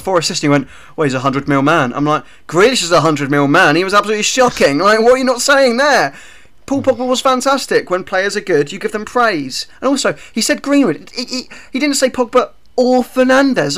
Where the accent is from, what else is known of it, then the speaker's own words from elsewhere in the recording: Hertfordshire, East of England, United Kingdom; I'm from Hertfordshire